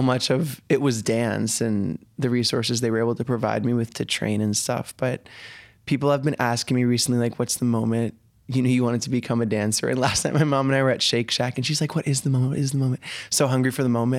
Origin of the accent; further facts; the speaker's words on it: Denver, Colorado, United States; also born or lived in Colombia; I was born in Colombia and adopted when I was super young, but I was raised in Denver